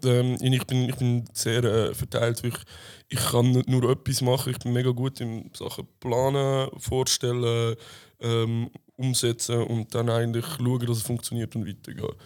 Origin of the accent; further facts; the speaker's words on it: Bern, Switzerland; ich bin 24, bin geboren in Bern.